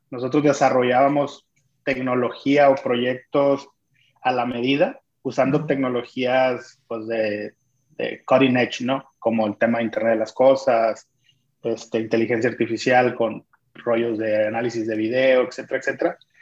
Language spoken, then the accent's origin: Spanish; Culiacán, Sinaloa, Mexico; soy de Culiacán